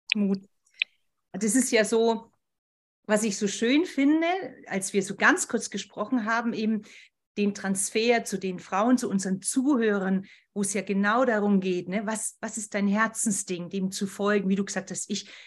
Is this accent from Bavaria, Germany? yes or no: yes; Berchtesgaden, Bavaria, Germany; moved away; das ist ja meine alte Heimat, Berchtesgaden